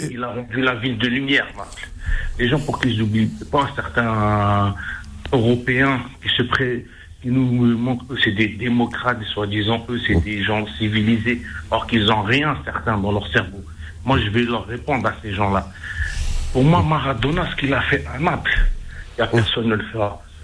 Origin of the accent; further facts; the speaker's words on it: Algeria; en tant qu'Algérien